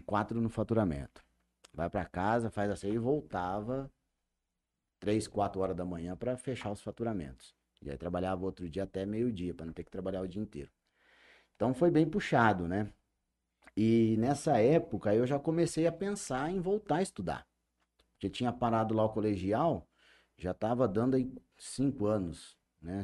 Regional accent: Jales, São Paulo, Brazil; Nasci em São Paulo, vim para Jales com dois anos de idade, então tenho 41 anos de Jales

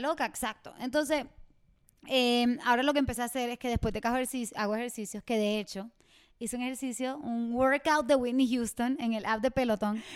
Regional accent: Mayagüez, Puerto Rico; Mayagüez, mi pueblo

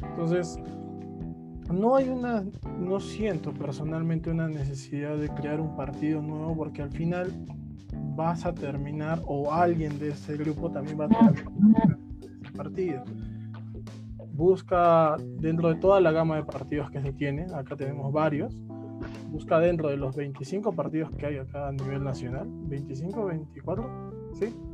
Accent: Arequipa, Peru; estamos en todo el país solamente acá hablo como un arequipeño

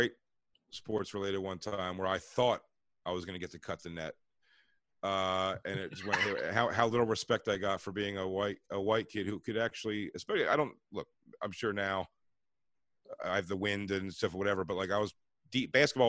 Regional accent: Philadelphia, Pennsylvania, United States; Me and Kev come from Philly.

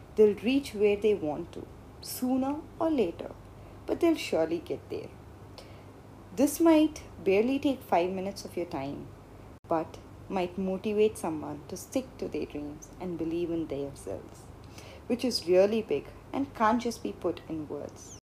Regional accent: India; Being brought up in India and growing up in India

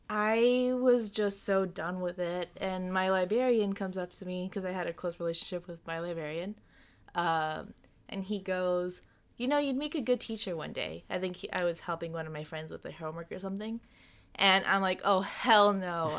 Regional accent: Long Island, New York, United States; I'm from Long Island

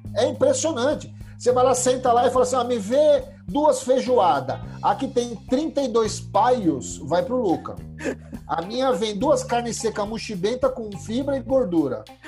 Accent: Brazil; Eu falei, Brasil

